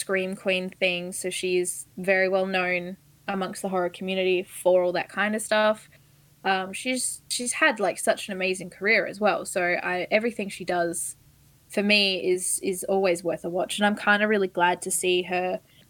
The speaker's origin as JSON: {"language": "English", "country": "Australia", "said": "I'm Australian"}